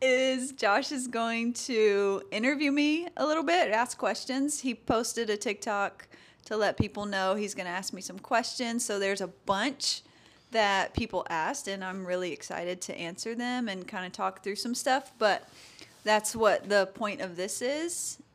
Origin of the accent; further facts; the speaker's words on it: LaGrange, Georgia, United States; I was born and raised small town